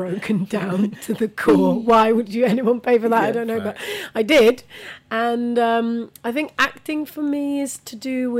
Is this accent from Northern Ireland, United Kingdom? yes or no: no; Buckinghamshire, South East England, United Kingdom; also born or lived in Bradford, West Yorkshire / Vitória, Espírito Santo, Brazil; growing up in Buckinghamshire as well, like, I was literally the only brown person in the village